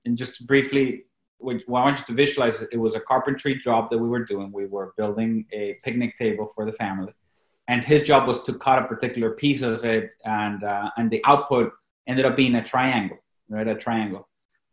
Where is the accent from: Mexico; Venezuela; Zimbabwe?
Venezuela; first language Spanish; English is a second language; moved away; I was born and raised in Venezuela, obviously Latin America. I was raised in Spanish. That was my native tongue.